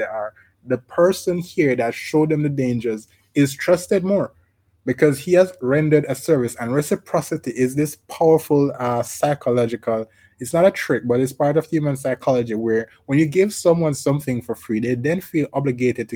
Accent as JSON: {"language": "English", "country": "Jamaica", "said": "I'm from Jamaica. We say thieves and robbers"}